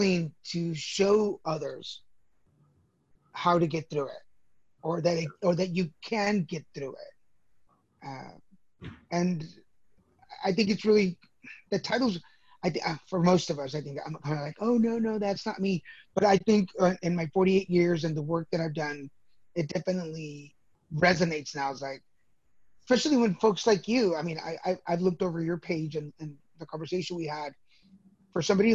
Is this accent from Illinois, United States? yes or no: no; Dallas, Texas, United States; also born or lived in Mexico; I was born in Mexico, 1970. We moved to Texas when I was 3 years old. So I'm a Texas baby, actually. Grew up in Dallas.